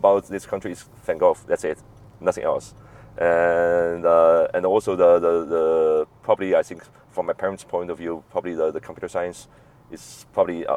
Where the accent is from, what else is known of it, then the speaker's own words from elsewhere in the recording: Chengdu, Sichuan, China; I actually I born there. I grew up in Chengdu